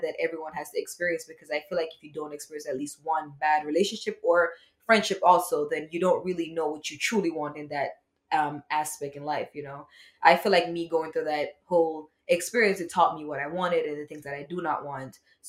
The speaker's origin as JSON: {"language": "English", "country": "Jamaica", "said": "Yes, I'm actually from Jamaica."}